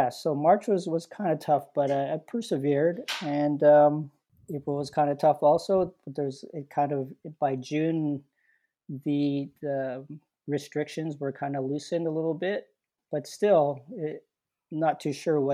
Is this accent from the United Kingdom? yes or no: no; Winnipeg, Manitoba, Canada; I grew up in the North End